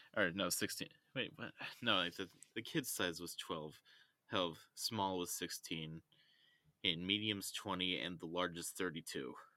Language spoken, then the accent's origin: English; United States; accent: American; my American accent